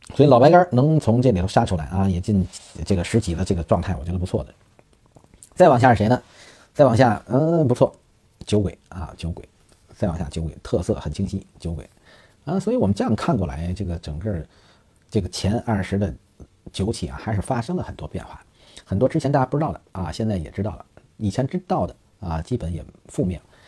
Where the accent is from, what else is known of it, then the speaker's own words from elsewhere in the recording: China; 我们中国人